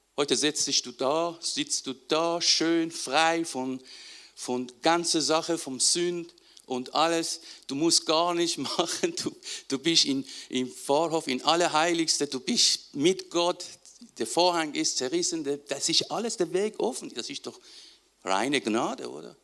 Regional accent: Iran; moved away; ich aus dem Iran

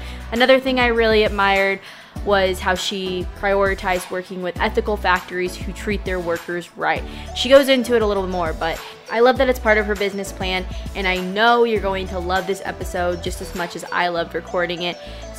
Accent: Missouri, United States; moved away as an adult; now in Utah, United States; I'm from Missouri, which is just like you take a dart to the middle of the US and that's where Missouri yeah. is, but moved out a little more west for my job.

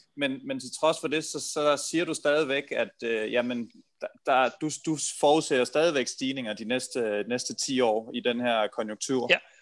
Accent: Denmark

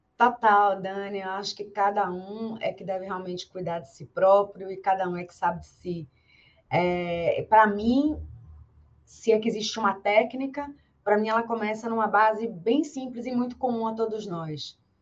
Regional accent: Bahia, Brazil; eu sou da Bahia e na Bahia a gente tem uma educação muito forte e muito cedo sobre a fé

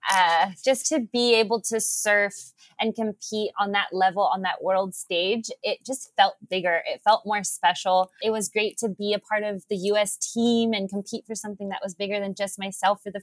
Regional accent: Honolulu, Hawaii, United States; five years old here on in Honolulu on the South Shore of Oahu at Waikiki Beach with my dad.

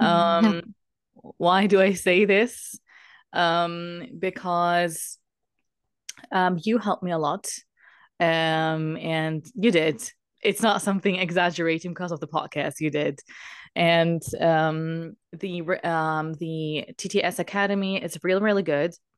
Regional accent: Germany; I'm from Germany

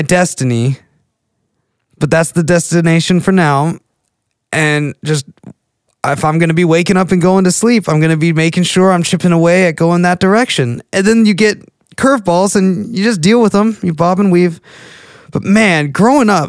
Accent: McKinney, Texas, United States; now in Sherman, United States; I spent the last like 18 years growing up in McKinney

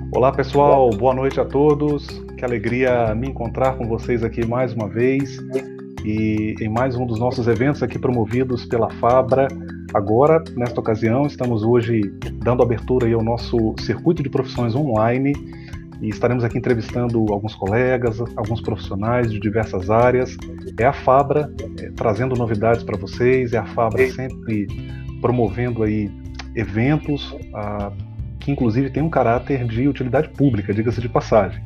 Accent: Cariacica, Espírito Santo, Brazil; no município de Cariacica, minha terra

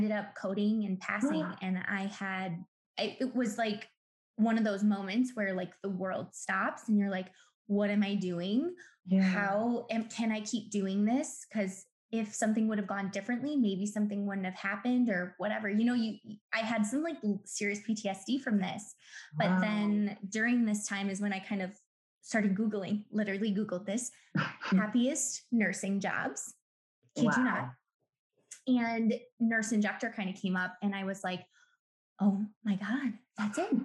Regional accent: Milwaukee, Wisconsin, United States; I'm born and raised in Milwaukee.

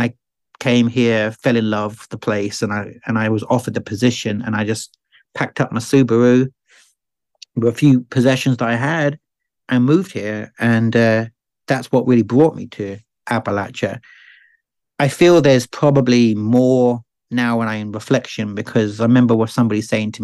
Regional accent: Eastbourne, South East England, United Kingdom; moved away as an adult; also born or lived in Madrid, Spain / Ireland / London / Scotland; now in Tennessee, United States; they moved to a small town called Eastbourne on the south coast of England, 50 miles south of London as the crow flies and 30 kilometers from France. So you could see France on a clear day. And that's where I was born 4 years later

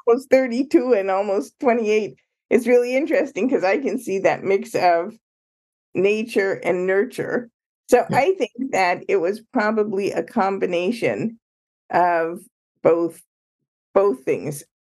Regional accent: Ottawa, and Toronto, Ontario, Canada; moved away as an adult; now in Chicago, United States; I grew up in Canada, Ottawa, and Toronto.

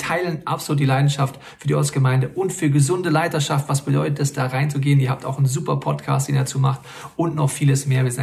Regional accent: North Rhine-Westphalia, Germany; Aber wir kommen aus dem Ruhrgebiet. Das ist richtig cool und wir lieben es dort, Kirche zu bauen

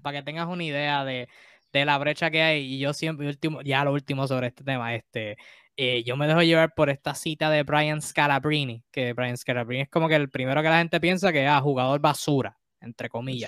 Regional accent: Puerto Rico; yo soy de Puerto Rico y estoy en Puerto Rico

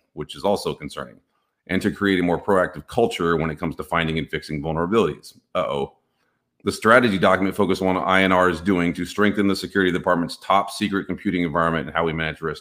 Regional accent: Texas, United States; I'm from Texas

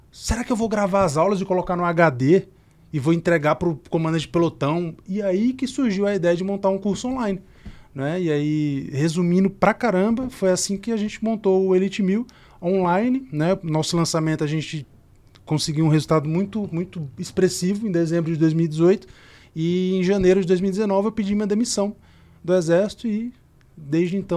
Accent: Caruaru, Pernambuco, Brazil; E eu sou natural de Caruaru, lá no interior de Pernambuco, filho de uma vendedora de cosmético, neto de uma costureira, mãe solteira

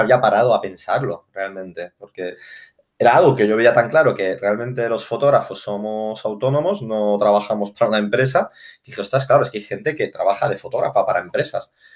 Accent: Barcelona, Catalonia, Spain; en Barcelona, que es de donde yo soy

